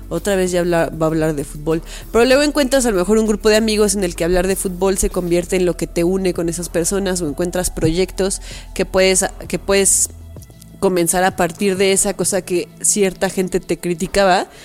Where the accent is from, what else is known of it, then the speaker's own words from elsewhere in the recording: Mexico City, Mexico; accent: chilango; Dicen que yo soy la más chilanga de los tres. Ya ve como tres personas me dijeron que soy la que habla más chilango.